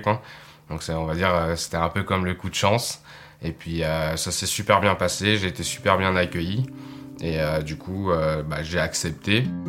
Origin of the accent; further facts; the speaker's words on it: Nantes, Pays de la Loire, France; moved away as an adult; now in Sainte-Anne-des-Monts, Canada; j'arrive de Nantes, une ville en dessous de la Bretagne, à l'ouest de la France, et maintenant j'habite à Sainte-Anne-des-Monts